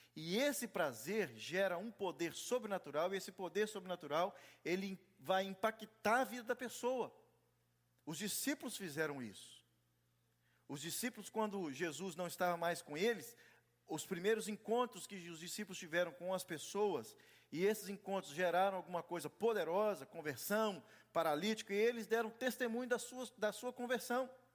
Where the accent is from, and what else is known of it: Brazil; moved away